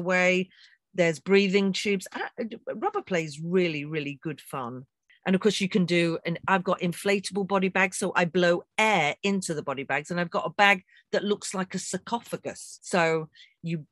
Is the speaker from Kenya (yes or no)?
no; England, United Kingdom